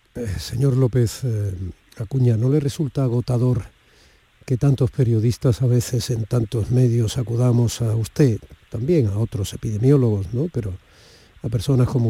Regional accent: Andalusia, Spain; los andaluces

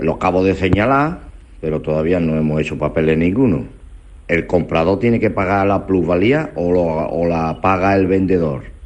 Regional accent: a village in Seville province, Andalusia, Spain; yo estoy a punto de comprar un solar en mi pueblo, aquí en Sevilla, un pueblo de Sevilla

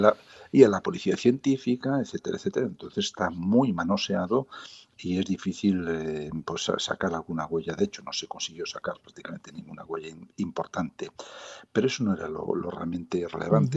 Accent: south of Lugo, Ribeira Sacra, Galicia, Spain; soy gallego, que no he nacido en Coruña, pero con una gran vinculación por esa ciudad maravillosa, soy del sur de Lugo, de la Riviera Sacra

